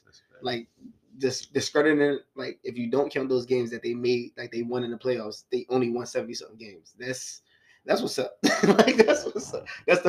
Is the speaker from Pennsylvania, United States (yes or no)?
yes; Philadelphia, Pennsylvania, United States; I'm from Philly.